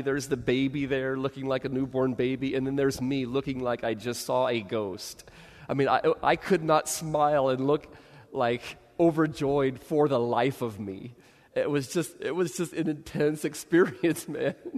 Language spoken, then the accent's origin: English; Bay Area, California, United States; I grew up in the Bay Area